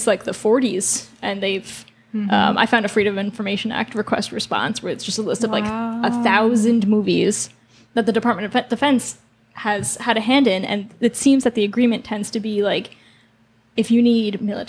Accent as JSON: {"language": "English", "country": "United States", "said": "we're American"}